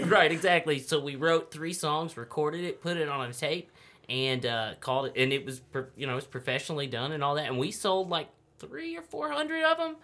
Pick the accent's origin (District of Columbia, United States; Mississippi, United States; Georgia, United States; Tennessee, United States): Tennessee, United States; Humboldt; also born or lived in Milan, Tennessee; I grew up in Humboldt, Tennessee is where I went to uh, elementary school and then went to high school in Milan, Tennessee, which is close.